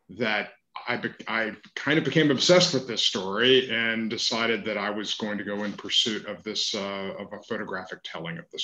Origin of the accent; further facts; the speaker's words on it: Savannah, Georgia, United States; I am a fifth generation Jewish Georgian. Uh, I grew up in Savannah. Uh, I have been a progressive activist my entire life.